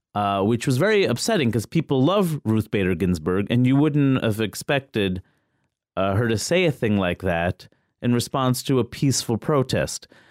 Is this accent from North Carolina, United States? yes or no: no; New York City, New York, United States; I'm from Queens